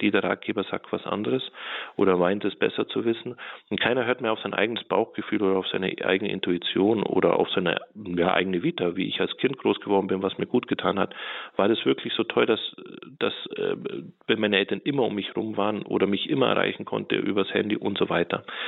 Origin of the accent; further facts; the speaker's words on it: Allgäu, Bavaria, Germany; moved away; ich bin im Allgäu groß geworden, in einem sehr kleinen Dorf